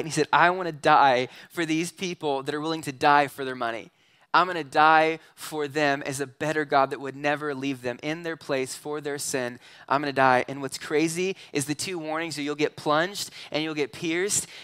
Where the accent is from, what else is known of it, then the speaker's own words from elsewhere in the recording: Southern California, United States; moved away; also born or lived in McCook, Nebraska; I grew up in Southern California